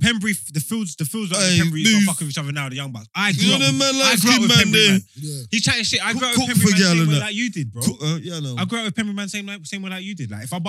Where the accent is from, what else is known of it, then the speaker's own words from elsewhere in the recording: London, United Kingdom; I'm from East